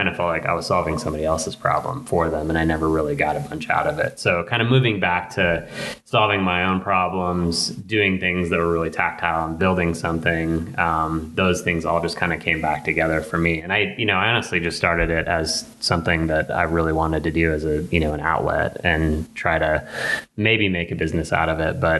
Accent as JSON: {"language": "English", "town": "Laramie", "region": "Wyoming", "country": "United States", "tie": "born or raised there", "said": "growing up in Laramie"}